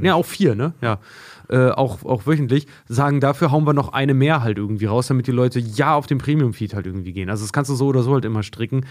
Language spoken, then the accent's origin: German; Germany; wir als, als Deutsche